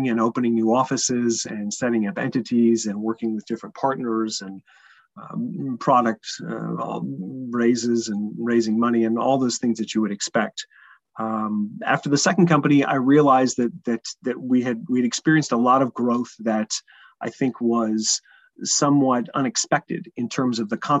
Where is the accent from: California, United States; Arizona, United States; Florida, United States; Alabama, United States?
California, United States; San Francisco; I'm originally from San Francisco